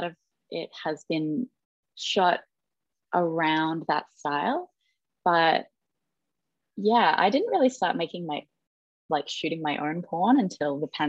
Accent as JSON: {"language": "English", "town": "Darwin", "region": "Northern Territory", "country": "Australia", "tie": "born or raised there", "moved": "as an adult", "lives_now": "Melbourne, Australia", "said": "So I graduated high school. I moved from Darwin to Melbourne."}